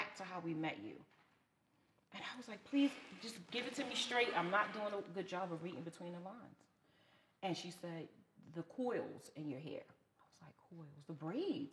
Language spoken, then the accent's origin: English; New York City, New York, United States; moved away as an adult; I'm from Brooklyn